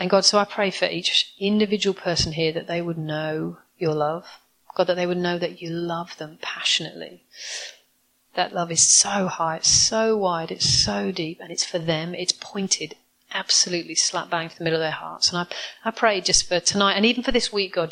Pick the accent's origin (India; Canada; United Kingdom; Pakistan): United Kingdom; I'm classically British, introverted, reserved, like I am